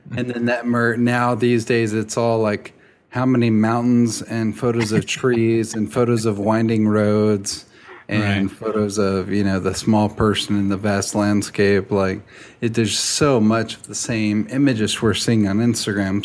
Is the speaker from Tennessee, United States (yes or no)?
yes; Nashville, Tennessee, United States; I'm from Nashville, a little suburb outside of town